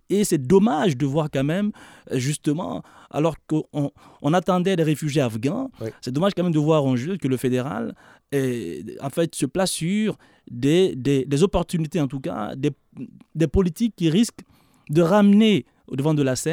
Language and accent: French; Quebec, Canada; Non, non, je suis né au Québec. Euh, vous hein. euh, J'ai grandi ici, je suis né Québec.